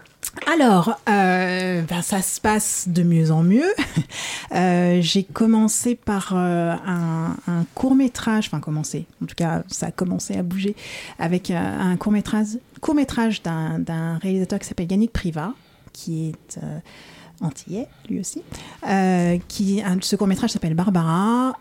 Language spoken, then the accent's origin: French; Paris suburbs, Île-de-France, France; je suis née à Paris. J'ai grandi en banlieue parisienne.